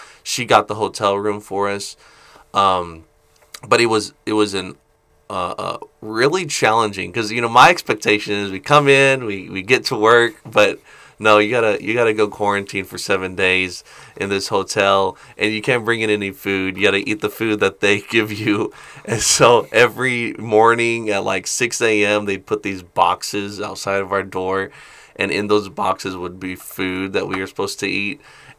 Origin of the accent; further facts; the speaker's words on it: Philippines; Yeah, I grew up in the Philippines, first of all, since I was 3 months old